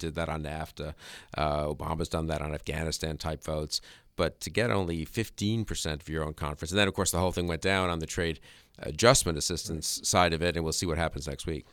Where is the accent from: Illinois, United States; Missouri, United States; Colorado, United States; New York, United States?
New York, United States; I grew up in New York.